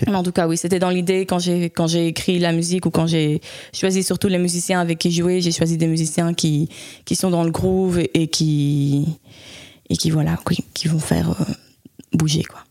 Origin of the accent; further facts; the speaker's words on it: Spain; moved away as an adult; also born or lived in Leuven, Belgium; now in Belgium; je suis née en fait à Louvain. Et puis, euh, quand j'étais petite, mes parents ont déménagé en Espagne. Ma maman est espagnole et du coup, j'ai grandi là-bas